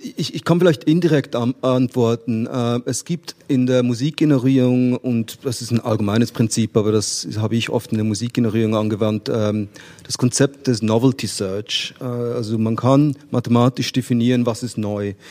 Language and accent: German; Switzerland; als Schweizer